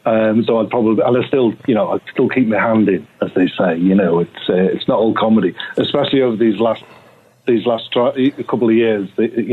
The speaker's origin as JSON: {"language": "English", "region": "England", "country": "United Kingdom", "lives_now": "United States", "said": "One of them being the fact that I'm English, you see."}